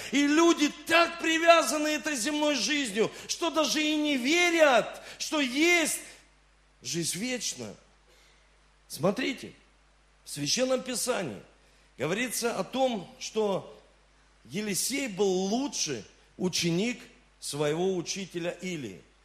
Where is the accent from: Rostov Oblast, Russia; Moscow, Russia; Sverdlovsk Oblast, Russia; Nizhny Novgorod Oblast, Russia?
Rostov Oblast, Russia; Rostov-on-Don; also born or lived in Saint Petersburg; я родился в Санкт-Петербурге, но с 7 лет я живу в Ростове-на-Дону